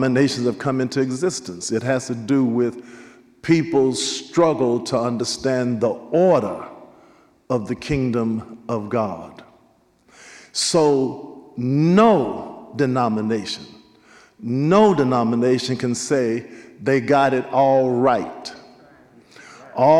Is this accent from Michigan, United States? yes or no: no; Nashville, Tennessee, United States; I was raised up in the African Methodist Episcopal Church, St. John AME, Nashville, Tennessee, 21st and Formosa, the AME church